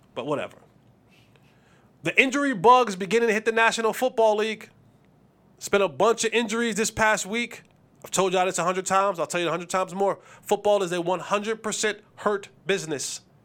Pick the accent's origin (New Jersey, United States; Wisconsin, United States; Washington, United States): New Jersey, United States; I'm from New Jersey